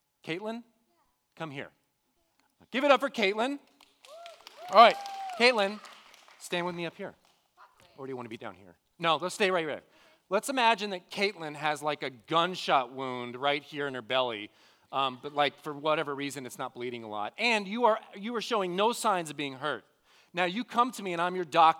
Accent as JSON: {"language": "English", "town": "The Woodlands", "region": "Texas", "country": "United States", "tie": "born or raised there", "said": "I grew up here in the Woodlands area. I've been here all my life"}